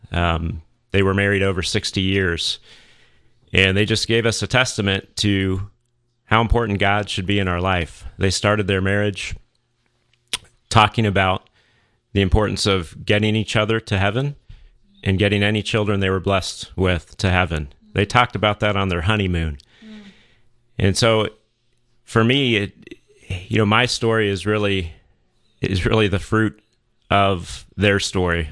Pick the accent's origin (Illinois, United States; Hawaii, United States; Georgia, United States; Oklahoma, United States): Georgia, United States; Atlanta; also born or lived in Saint Louis, Missouri; I grew up in the Archdiocese of Atlanta